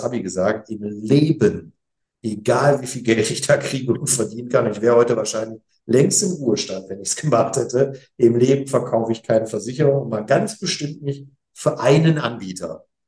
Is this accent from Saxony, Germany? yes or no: no; Essen, North Rhine-Westphalia, Germany; also born or lived in Bonn; now in Essen, Germany; ich bin Essener Gebürtiger